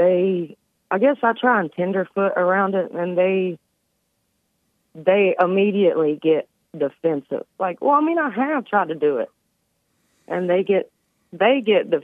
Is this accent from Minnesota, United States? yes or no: no; West Virginia, United States; here in West Virginia, growing up in the Bible Belt